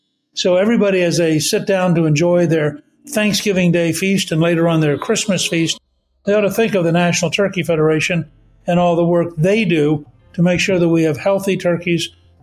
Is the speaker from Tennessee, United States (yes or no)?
no; Harrisburg, Pennsylvania, United States; I was born in Harrisburg.